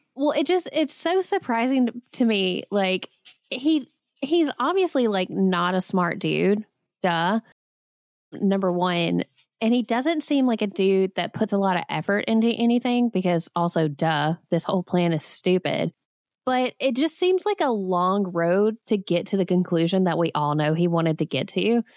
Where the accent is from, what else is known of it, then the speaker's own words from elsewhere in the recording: Alabama, United States; I grew up in Alabama